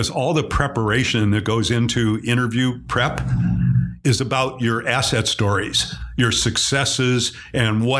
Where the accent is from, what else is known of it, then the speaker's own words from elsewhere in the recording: Cleveland, Ohio, United States; I'm from Cleveland